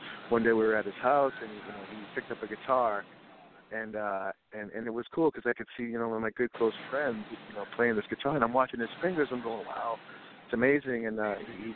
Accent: Boston, Massachusetts, United States; also born or lived in Florida / Mexico; I was born and raised in Boston, Massachusetts. I lived here for 8 years

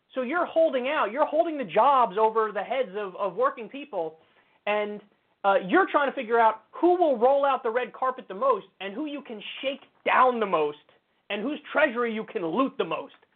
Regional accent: New York, United States; I'm a New Yorker. I've been my whole life

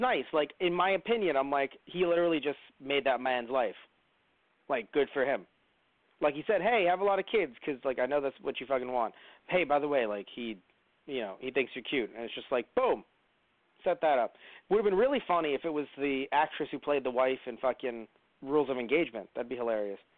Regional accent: New York City, New York, United States; as a New Yorker

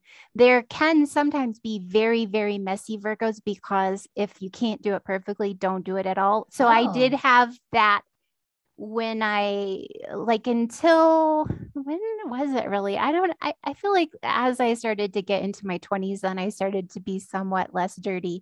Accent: Central Valley of California, United States; moved away; I w went home to my hometown in the Central Valley of California

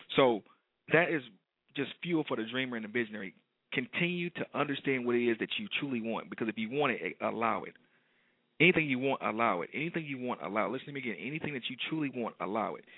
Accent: Detroit, Michigan, United States; detroit my hometown

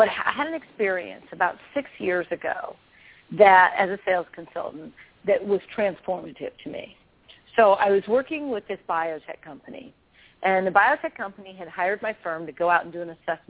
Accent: Arlington, Virginia, United States; I grew up outside Washington, D.C.

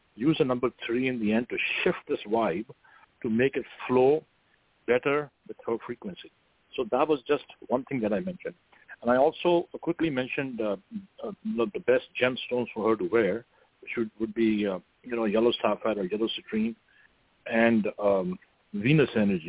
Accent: India; moved away as an adult; now in Northern California, United States; when I was growing up in India

